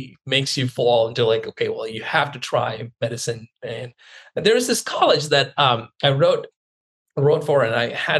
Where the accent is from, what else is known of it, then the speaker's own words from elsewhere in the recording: India; moved away as an adult; now in Seattle, United States; I grew up in India.